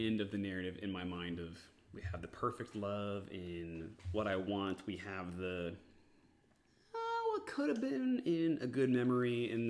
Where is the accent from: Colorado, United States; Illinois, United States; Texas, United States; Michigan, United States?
Texas, United States; also born or lived in Georgia; I'm from Texas. Outside of a stint for 3 months when I lived in the great state of Georgia, I've lived in Texas, always.